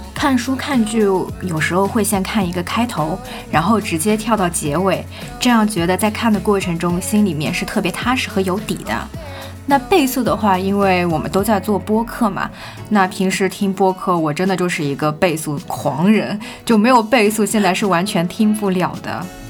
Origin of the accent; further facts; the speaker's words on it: southern China, China; moved away as an adult; now in Beijing, China; 身为南方人